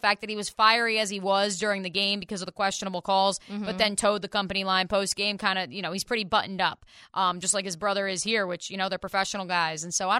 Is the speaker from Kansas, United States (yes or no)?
no; New Jersey, United States; moved away; my home state of New Jersey